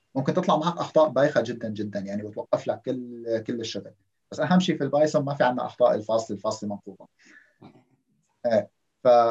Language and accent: Arabic; Syria; moved away as an adult; معدلي بسوريا